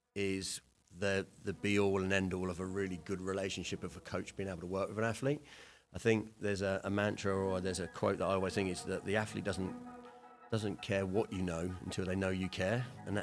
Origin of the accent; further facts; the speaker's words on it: England, United Kingdom; So I played back, because I'm obviously from England.